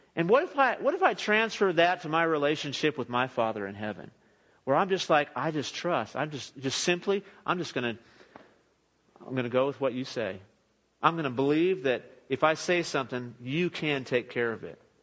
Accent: Los Angeles, California, United States; moved away as an adult; now in Midland, United States; I grew up in the Los Angeles area

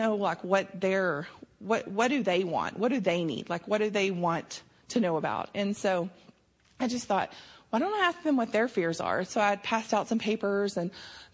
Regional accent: Snyder, United States; I grew up in Snyder

